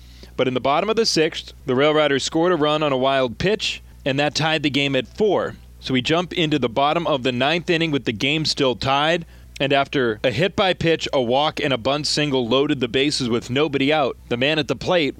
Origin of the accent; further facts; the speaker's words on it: New Jersey, United States; And as a kid growing up rooting for New York, growing up in New Jersey, we just wanted to know what it was like